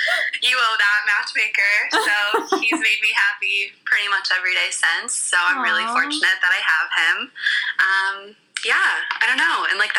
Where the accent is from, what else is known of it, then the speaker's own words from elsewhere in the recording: Los Angeles, California, United States; moved away; also born or lived in Canada; I'm originally from Los Angeles